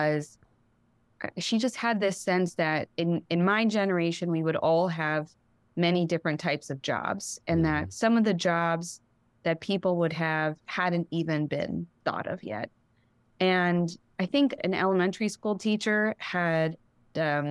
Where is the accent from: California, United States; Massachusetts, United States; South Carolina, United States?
California, United States; Los Angeles; moved away; also born or lived in New Haven, Connecticut; I grew up in Los Angeles. Mm-hmm. I'm from LA originally